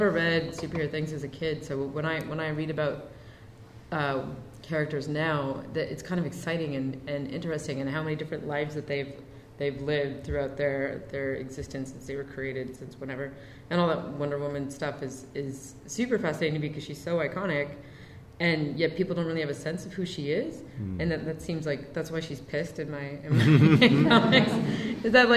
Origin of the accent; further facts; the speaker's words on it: Canada; also born or lived in New York; We don't get castles in Canada.